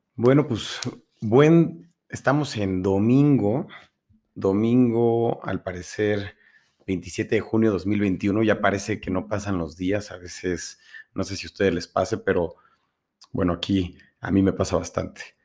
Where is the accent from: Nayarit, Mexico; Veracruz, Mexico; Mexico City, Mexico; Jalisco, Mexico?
Mexico City, Mexico; moved away as an adult; now in Puebla, Mexico; Nací en la Ciudad de México hasta los 18 años, casi 19, y me vine a Puebla. Actualmente vivo y radico aquí